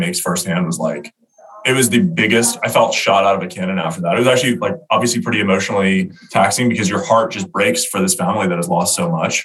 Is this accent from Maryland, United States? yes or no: yes; Baltimore, Maryland, United States; We grew up together in Baltimore, played football together